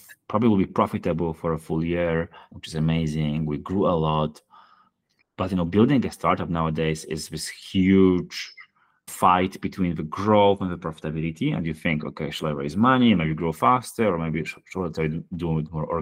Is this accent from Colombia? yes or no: no; Poland; Poland, my home country